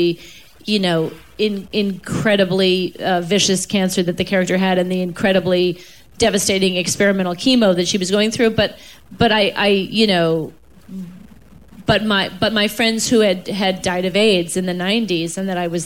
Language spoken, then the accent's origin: English; New York, United States; I'm from New York and my parents are from Chicago and Texas, respectively